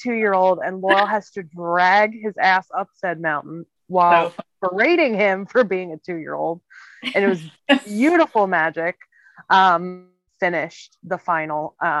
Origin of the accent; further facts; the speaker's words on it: Germany; moved away; And I'm from Germany originally.